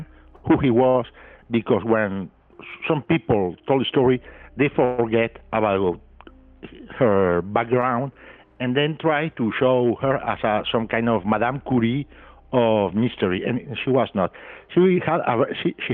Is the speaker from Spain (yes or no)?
yes; Spain; I'm a journalist from Spain.